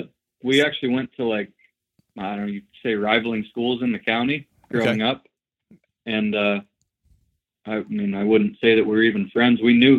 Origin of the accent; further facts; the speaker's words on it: Warren, Pennsylvania, United States; Yeah, I'm from Warren. I grew up here. I am a lineman for a utility here, electric utility.